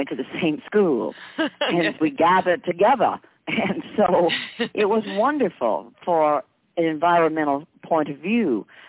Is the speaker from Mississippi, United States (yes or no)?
yes; Mississippi, United States; I was born in Mississippi